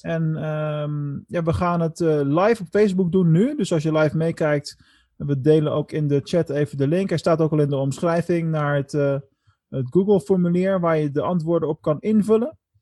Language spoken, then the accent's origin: Dutch; Netherlands; ons als Nederlanders